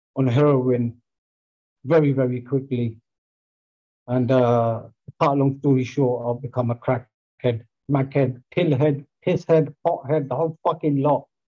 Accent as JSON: {"language": "English", "town": "Greenford", "region": "London", "country": "United Kingdom", "tie": "born or raised there", "said": "my hometown, Greenford"}